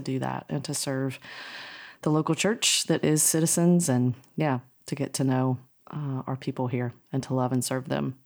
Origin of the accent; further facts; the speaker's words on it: North Carolina, United States; I grew up in North Carolina, so I am a Tar Heel in my heart